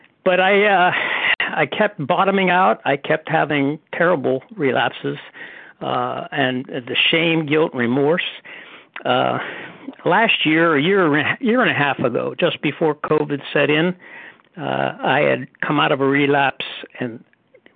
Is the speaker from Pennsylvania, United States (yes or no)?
yes; Pittsburgh, Pennsylvania, United States; now in Cary, United States; I was born in Pittsburgh, so I have a relationship to Pennsylvania